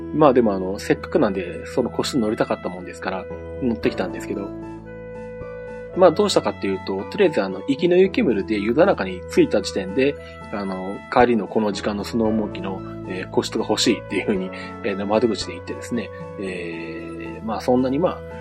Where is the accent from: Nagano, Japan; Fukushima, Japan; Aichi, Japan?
Aichi, Japan; Nagoya; もともとあの、名古屋生まれの名古屋育ち